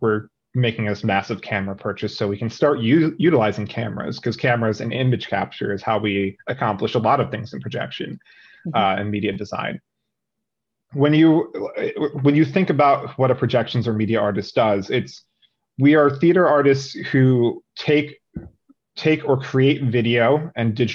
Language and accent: English; New Jersey, United States; moved away; also born or lived in Philadelphia; I'm from New Jersey